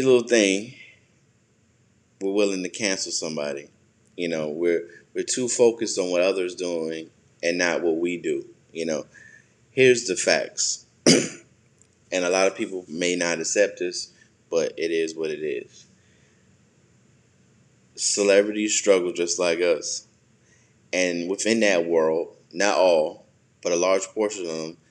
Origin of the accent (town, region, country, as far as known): United States